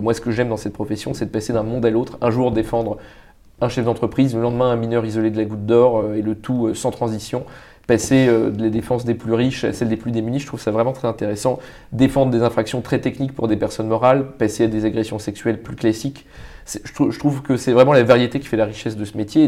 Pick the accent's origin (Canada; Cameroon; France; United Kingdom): France; Paris, Île-de-France; also born or lived in Vietnam; j'ai grandi à Paris